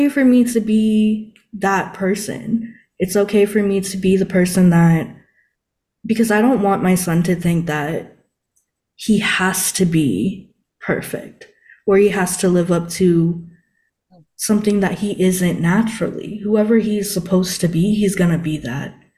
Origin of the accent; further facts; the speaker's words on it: Guam; I'm from Guam and that's kind of like close to Japan, so I even took like Japanese